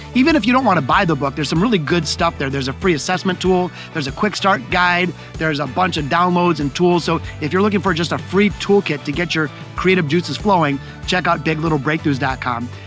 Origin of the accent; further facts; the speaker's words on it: Detroit, Michigan, United States; here in Detroit, my hometown